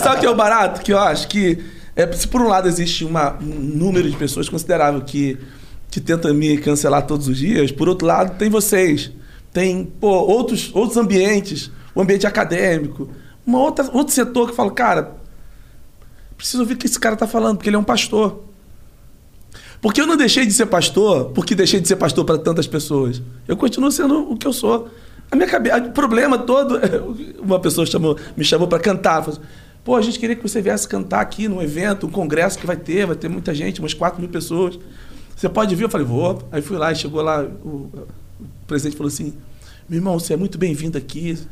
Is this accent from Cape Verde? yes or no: no; São Gonçalo, Rio de Janeiro, Brazil; moved away; also born or lived in Goiânia / Brasília; Eu sou de São Gonçalo, que é uma cidade encostada ali em Niterói. Niterói. E numa, num morro chamado Morro da Coreia. Nasci nesse morro